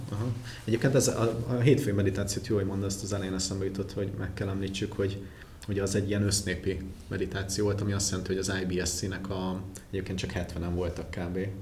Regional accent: Hungary; még magyarként is

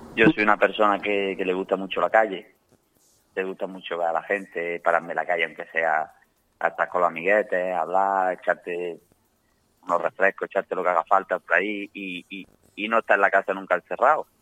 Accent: Jaén, Andalusia, Spain

